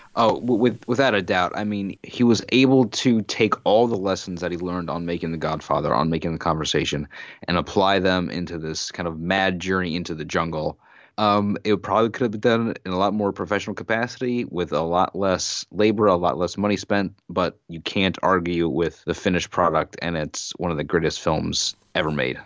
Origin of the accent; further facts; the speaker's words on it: United States; as an American citizen who, by living here, uh, the Vietnam War is, you know, a part of my history